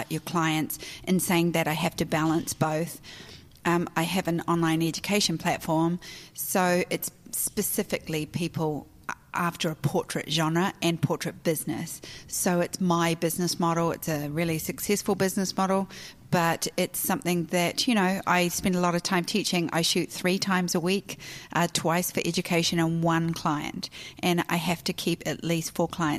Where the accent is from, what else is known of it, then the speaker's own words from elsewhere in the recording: New Zealand; moved away as an adult; also born or lived in Australia; now in United States; I was born and raised in New Zealand.